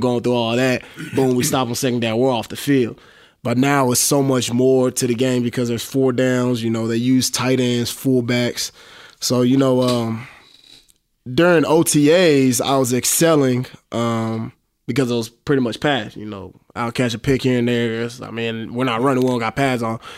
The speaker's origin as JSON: {"language": "English", "town": "Dallas", "region": "Texas", "country": "United States", "said": "I'm from Dallas"}